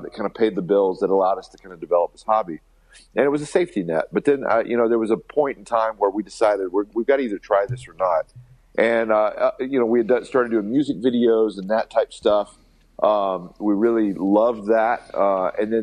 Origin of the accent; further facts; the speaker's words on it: Alabama, United States; we're kids from Alabama